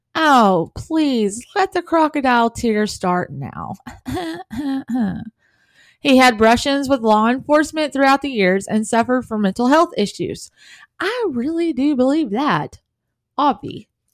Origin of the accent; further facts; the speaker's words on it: the South, United States; I'm from the South